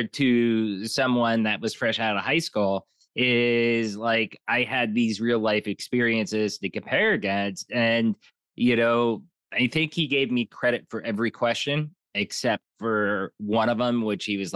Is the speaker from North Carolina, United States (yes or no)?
no; Pottsville, Pennsylvania, United States; moved away; I'm not from Philly. I live by Philly now, but I'm originally from Pottsville, the home of Yingling. And, you know, that's coal country, Pennsylvania